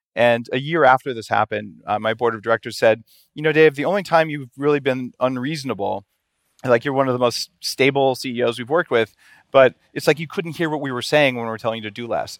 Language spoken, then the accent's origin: English; New Mexico, United States; I grew up in New Mexico